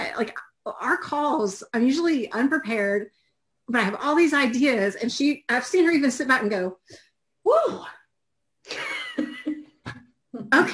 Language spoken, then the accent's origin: English; Georgia, United States; I'm also from Georgia in the U.S.